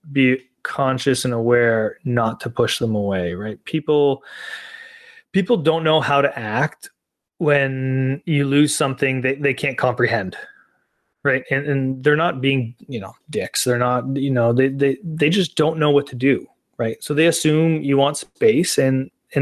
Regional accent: Canada; I grew up playing hockey in Canada

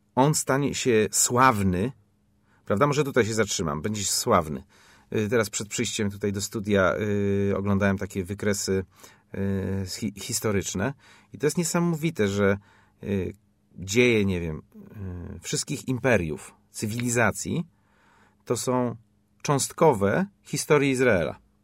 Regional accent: Poland; skąd jesteś, ja mówię Poland

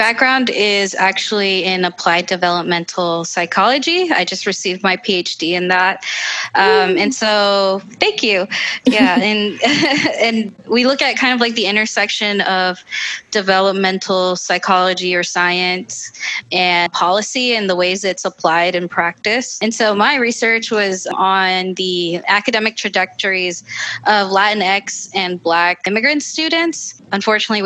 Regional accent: Northern Virginia, United States; I'm Central American, I'm Salvadoran, from a low income neighborhood in Northern Virginia

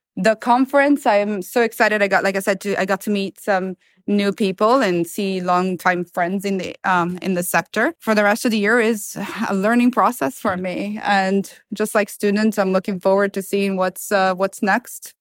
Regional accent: Milan, Lombardy, Italy; English is a second language; moved away as an adult; now in Florida, United States; Italy. I was born and raised in Milan.

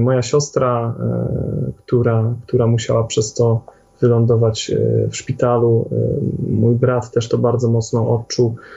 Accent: Poland; Jak większość Polaków, mieliśmy jakieś tam umiłowanie do tradycji

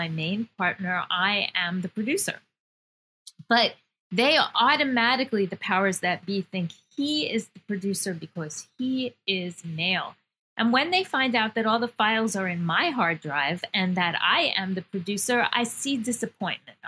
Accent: New York, United States; I'm a New Yorker. Yeah, I'm very tough. I'm very New York

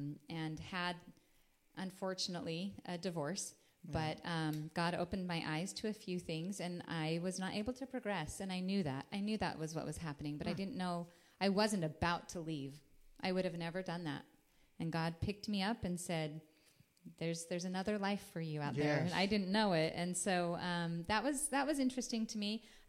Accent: Logan, Utah, United States; moved away as an adult; also born or lived in Las Vegas, Nevada / Houston, Texas; I was born and raised in Logan, Utah.

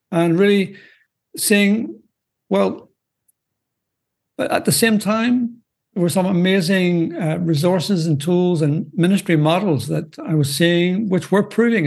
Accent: Northern Ireland, United Kingdom; moved away as an adult; now in Belgium; as you may detect by my accent, I'm not from the U.S. I'm, in fact, originally from Northern Ireland, out of the U.K., but I've been a missionary in Belgium now for, well, coming up to 40 years, and that's where I'm currently living

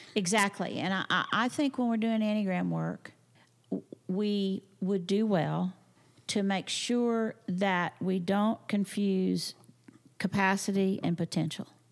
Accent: Texas, United States; I'm from the Panhandle, from a farming and ranching community

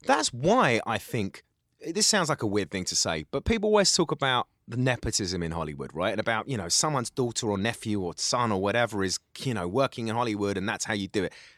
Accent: London, United Kingdom; accent: Cockney; also born or lived in Essex / Middle East; I'm got a Cockney accent and I'm from East London

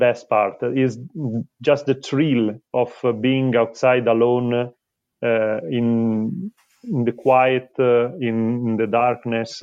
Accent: Milan, Lombardy, Italy; I'm a designer from Milan

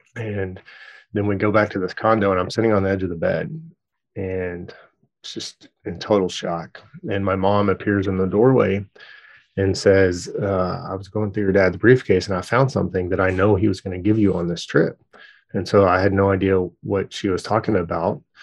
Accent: Dallas, Texas, United States; also born or lived in Louisiana; now in Tulsa, United States; my family is all originally from Louisiana, which is where I was born, and then I grew up in Dallas, Texas, and then, uh, live here now

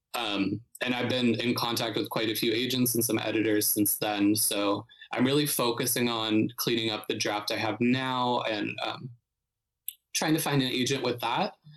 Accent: Youngstown, Ohio, United States; moved away as an adult; now in Brooklyn, United States; I'm from Northeast Ohio, so I'm from a smaller city called Youngstown, which is like about an hour south of Cleveland

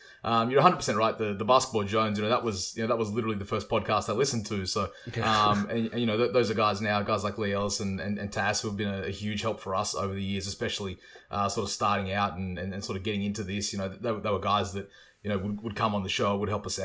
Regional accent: Australia; one of, you know, only two or three Aussies that were there

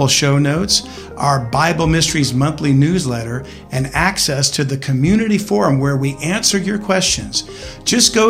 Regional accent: South Louisiana, United States; I grew up in South Louisiana.

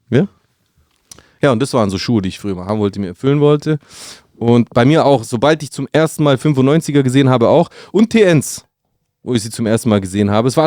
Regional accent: Brindisi, Apulia, Italy; weil die in Brindisi, meiner Heimatstadt, gespielt haben mit der U21

